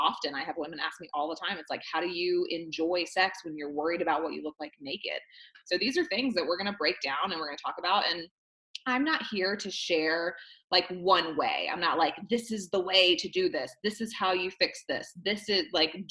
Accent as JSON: {"language": "English", "area": "the Bible Belt", "region": "the South", "country": "United States", "tie": "born or raised there", "said": "I was raised in the South, in the Bible Belt"}